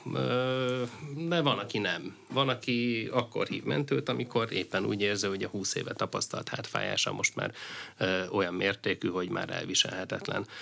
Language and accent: Hungarian; Veszprém County, Hungary; Én ugye Bakonyi gyerek vagyok, ö, Veszprém megyéből származom, és, ö, Nálunk ugye az teljesen, ö, természetes, hogy a szomszéd falu és az én szülőfalum